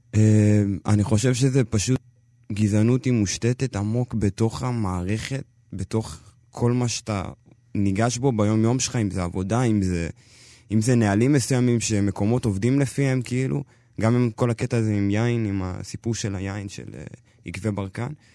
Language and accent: Hebrew; Israel; אני ממש אתיופי, זה כן, אני לא יכול, אי אפשר לקחת את זה ממני. אבל אני ישראלי לכל דבר